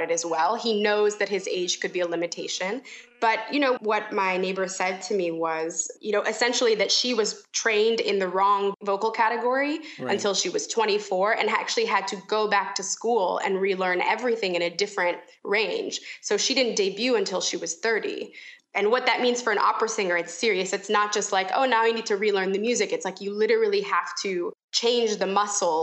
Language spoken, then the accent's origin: English; United States; accent: American; In my American accent